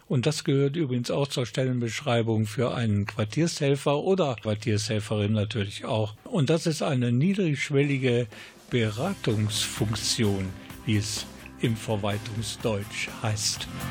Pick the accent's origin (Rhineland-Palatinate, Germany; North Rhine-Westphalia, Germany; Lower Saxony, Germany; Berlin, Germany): North Rhine-Westphalia, Germany; Krefeld; ich komme ebenfalls aus Krefelds Südbezug